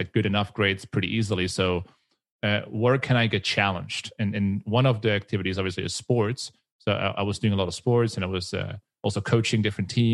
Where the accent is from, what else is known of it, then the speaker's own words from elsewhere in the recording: Switzerland; I am from Switzerland